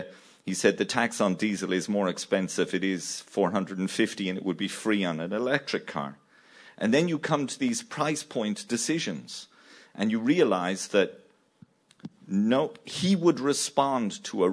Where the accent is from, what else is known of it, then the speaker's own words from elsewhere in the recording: Ireland; now in Sarajevo, Bosnia and Herzegovina; I live in Sarajevo, but I'm Irish